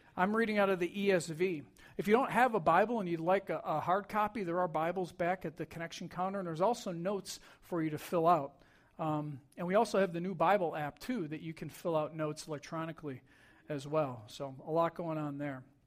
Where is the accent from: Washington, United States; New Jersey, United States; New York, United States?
New York, United States; I grew up in New York